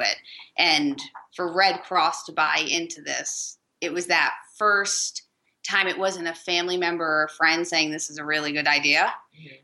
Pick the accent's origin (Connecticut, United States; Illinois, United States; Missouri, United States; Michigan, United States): Connecticut, United States; now in Denver, United States; I'm originally from Connecticut